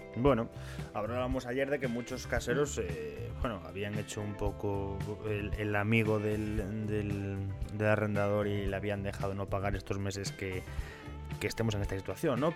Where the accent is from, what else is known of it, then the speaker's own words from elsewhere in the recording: Ponferrada, Castile and León, Spain; nosotros que somos de Ponferrada